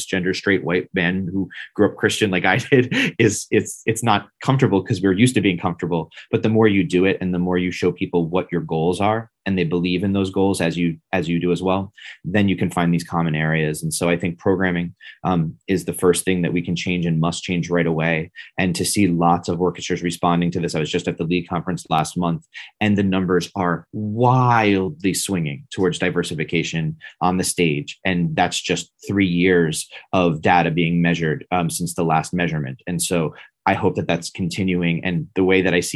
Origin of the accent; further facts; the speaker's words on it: 5 minutes outside of New York City, United States; moved away as an adult; also born or lived in Washington, D.C.; I grew up 5 minutes outside of New York City